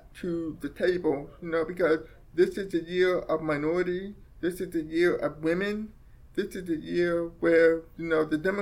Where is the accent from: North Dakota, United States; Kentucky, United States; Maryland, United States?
Maryland, United States; Baltimore; also born or lived in Frederick County, Maryland; I grew up in Baltimore City, and I went to the Middle School for the Deaf in Frederick County